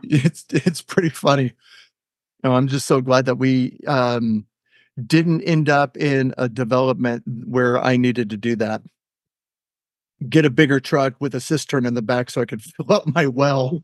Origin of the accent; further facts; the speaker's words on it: Pinole, California, United States; moved away as an adult; also born or lived in Sacramento, California / Rocklin, California; now in Billings, United States; I was born and raised in the Bay Area, East Bay, you know, so, you know, Pinole, Berkeley